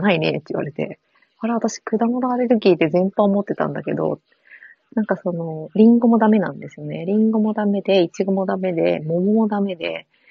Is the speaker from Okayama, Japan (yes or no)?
no; Fukuoka, Japan; 九州、同じです。私、福岡です